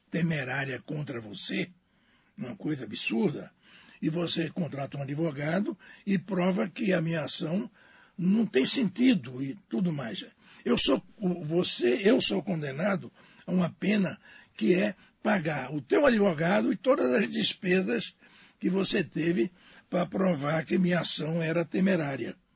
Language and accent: Portuguese; Pernambuco, Brazil; Não, sou pernambucano.